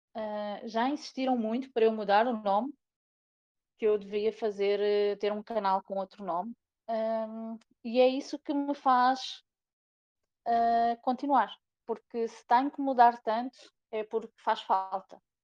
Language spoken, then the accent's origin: Portuguese; Portugal; moved away as an adult; also born or lived in Ceará, Brazil; eu sou da Terrinha, mas eu sou muito brasileira também, porque eu, uhum. em 2012, eu imigrei para o Brasil, tive quase cinco anos no Brasil